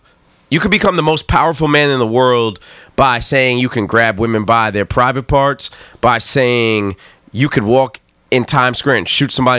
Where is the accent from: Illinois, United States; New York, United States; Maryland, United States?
New York, United States; I would have never thought I would be embarrassed to say that I'm from New York.